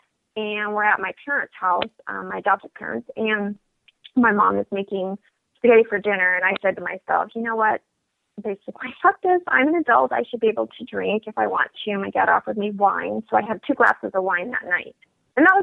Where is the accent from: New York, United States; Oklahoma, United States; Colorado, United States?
Colorado, United States; Denver; also born or lived in Washington State / Hawaii; now in Bloomington, United States; I am originally from Denver, Colorado. That is my hometown